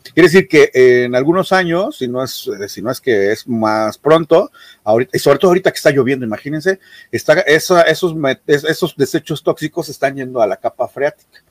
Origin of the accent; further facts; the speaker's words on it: Mexico; como mexicanos